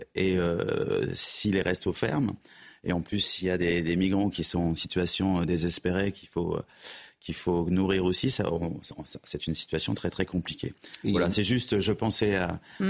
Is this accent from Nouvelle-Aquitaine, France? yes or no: yes; Bordeaux, Nouvelle-Aquitaine, France; En tant que Bordelais